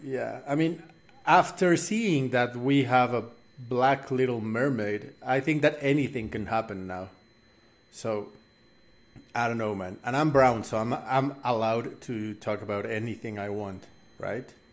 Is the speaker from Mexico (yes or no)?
yes; Mexico; I'm I'm from Mexico